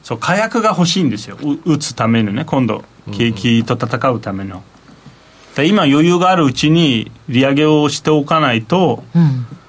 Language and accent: Japanese; Turkey; now in Japan; 僕はだからインフレが本当にハイパーインフレがある国で生まれ育ってる